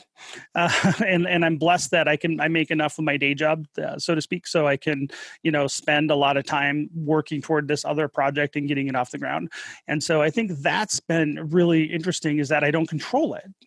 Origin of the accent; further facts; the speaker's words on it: Detroit, Michigan, United States; moved away as an adult; also born or lived in Colorado / Utah / Wyoming; now in Salt Lake City, United States; My wife and I are both from Michigan, the Detroit area.